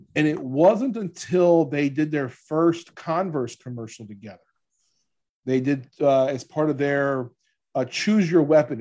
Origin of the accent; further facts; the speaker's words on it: New Orleans, Louisiana, United States; I'm from New Orleans